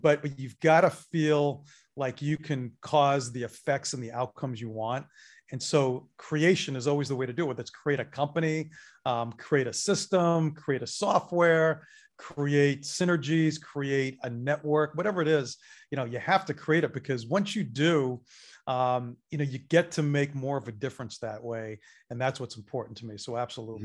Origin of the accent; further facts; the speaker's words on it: Northeast, United States; now in Atlanta, United States; I am a Northeast transplant